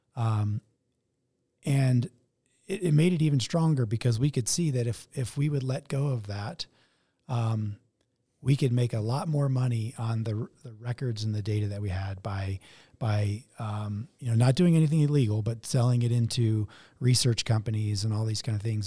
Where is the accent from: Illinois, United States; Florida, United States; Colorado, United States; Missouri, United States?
Colorado, United States; Denver; born or raised there